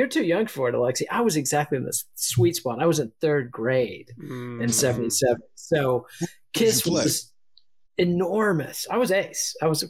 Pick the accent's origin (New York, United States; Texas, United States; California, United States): Texas, United States; you know, I'm from Texas. We don't know how to pronounce anything.